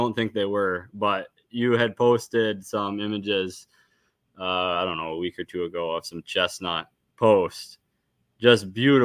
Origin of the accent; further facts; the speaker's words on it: Illinois, United States; moved away; I grew up in Illinois